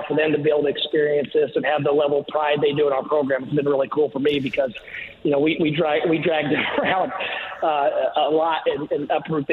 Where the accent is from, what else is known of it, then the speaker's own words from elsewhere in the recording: Greene County and the Bloomington area, Indiana, United States; now in South Florida, United States; growing up in Greene County and the Bloomington area